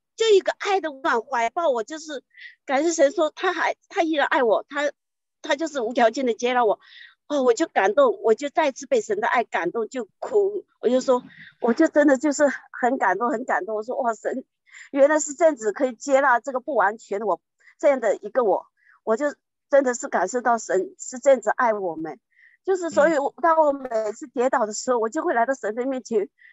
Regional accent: China; moved away as an adult; now in Taiwan; 我是，就是从大陆远嫁来台湾的

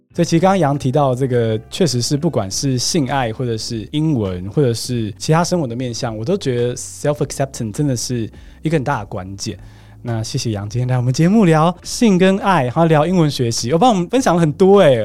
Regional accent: Taiwan; 我是台湾长大嘛

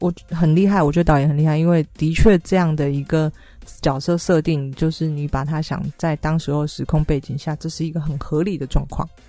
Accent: Taiwan; 对，所以我台湾人看了应该会蛮有感觉的

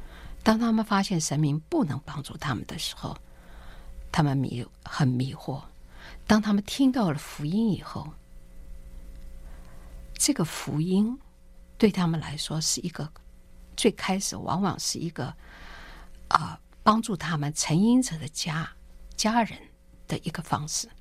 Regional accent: China; 我们中国人在历史上记得有鸦片战争

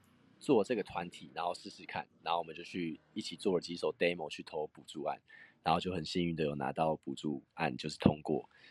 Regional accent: Taiwan; first language Taiwanese Hokkien; 我唱台语，然后加上桃子唱唱越南语，就是各自的母语加起来应该很帅

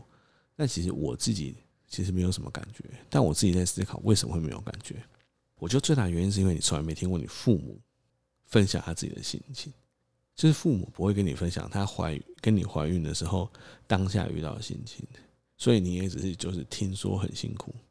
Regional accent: Tainan, Taiwan; 目前我们会希望让小孩子在台南长大，因为其实有很多原因。第一个是还是比较喜欢自己的家乡，再来是在台南其实可以有比较多的后援

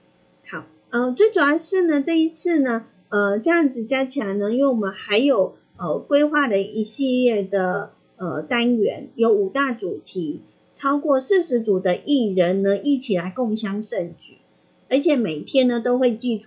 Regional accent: Hualien County, Taiwan; 因为萧敬腾是我们花莲人，

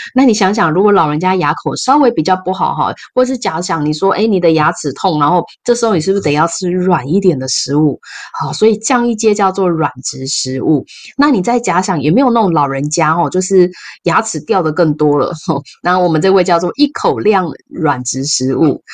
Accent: Taiwan; 我们台湾人

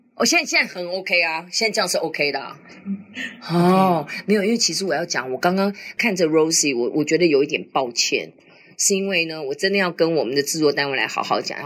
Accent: Taiwan; 我就认识了同样从台湾来的其他的年轻的学生

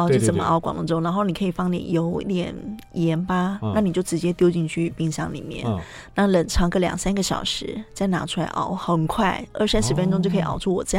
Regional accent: Taiwan; 我们台湾人就是因为可能常常会觉得说，哎，吃糯米会很容易胀气，然后胃发炎。

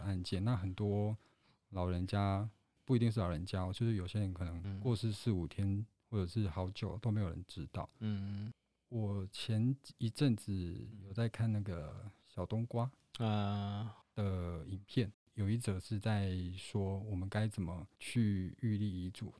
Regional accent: Taiwan; 我们台湾人的个性可能是代代相传下来的，我们很遵守传统这件事

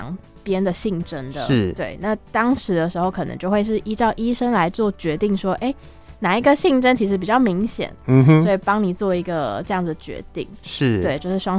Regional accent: Kaohsiung, Taiwan; now in Taipei, Taiwan; 然后我是高雄人，我来自高雄。

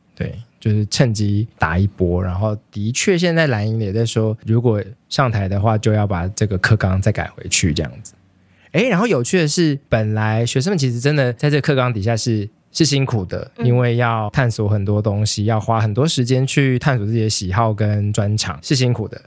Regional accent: Taiwan; 身为一个台湾人

